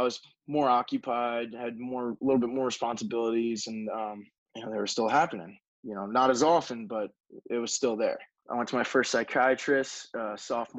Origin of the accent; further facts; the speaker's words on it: Long Island, New York, United States; I am from Long Island, New York